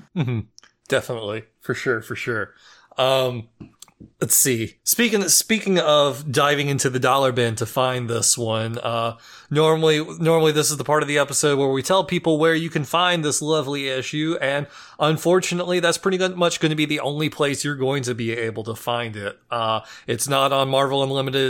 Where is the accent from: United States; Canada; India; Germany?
United States; Memphis, Tennessee; I know I'm I'm from Memphis